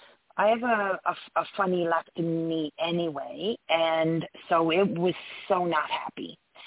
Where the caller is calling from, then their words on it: Canada; I'm calling from Canada.